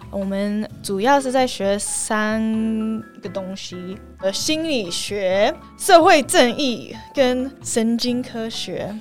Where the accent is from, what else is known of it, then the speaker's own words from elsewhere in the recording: Canada; Chinese is a second language; moved away as an adult; also born or lived in Taiwan / Toronto, Canada; now in Helsinki, Finland; 我是在加拿大长大的深的，然后长大的台湾人。然后我大学我是念经济系，在多伦多大学，然后后来我又回来台湾一年来教英文，可是后来我就去芬兰去念研究所